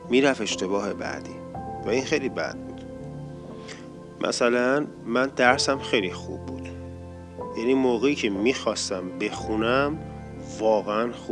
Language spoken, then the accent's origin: Persian; Kish, Hormozgan, Iran; now in Tehran, Iran; یعنی من از کیش اومدم تهران